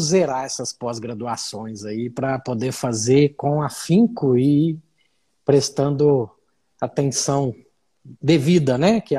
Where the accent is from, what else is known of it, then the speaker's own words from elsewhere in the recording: Uberlândia, Minas Gerais, Brazil; sou mineirinho de Uberlândia, Minas Gerais.